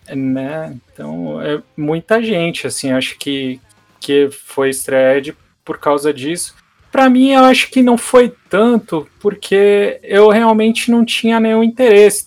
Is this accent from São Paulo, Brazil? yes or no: yes; Santos, São Paulo, Brazil; eu sou de Santos